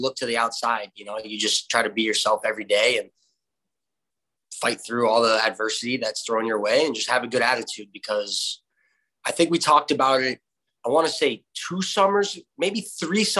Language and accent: English; Florida, United States; my hometown where you and I and Timmy Kent all grew up playing against each other, with each other at Hertz Arena